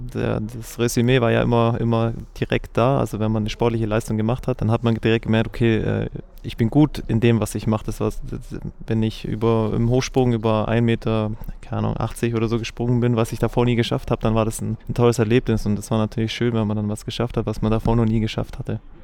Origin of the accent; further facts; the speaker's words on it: Germany; Ich bin in Recklisweiler aufgewachsen und habe da Fußball und Handball gespielt